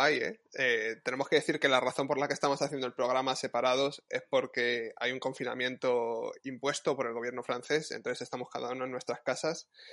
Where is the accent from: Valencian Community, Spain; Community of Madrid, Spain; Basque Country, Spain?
Community of Madrid, Spain; Madrid; Y yo soy de Madrid